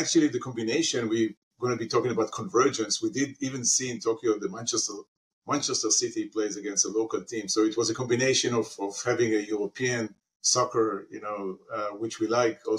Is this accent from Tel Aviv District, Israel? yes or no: no; Haifa, Haifa District, Israel; I grew up in Israel, in Haifa, in a city called Haifa